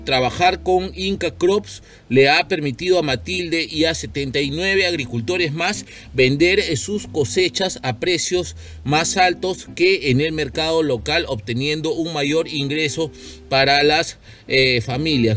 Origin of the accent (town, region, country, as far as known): Peru